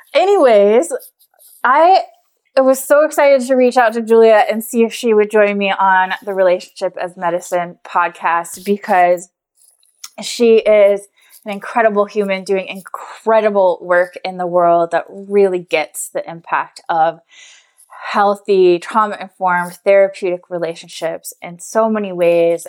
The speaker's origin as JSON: {"language": "English", "town": "Scottsdale", "region": "Arizona", "country": "United States", "moved": "yes", "said": "we're both from Scottsdale, Arizona"}